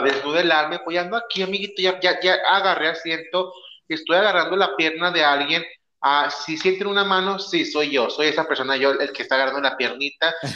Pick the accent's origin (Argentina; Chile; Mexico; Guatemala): Mexico; northern Mexico; yo ando acá en el norte, mi chavo, yo estoy acá norteño, sangre caliente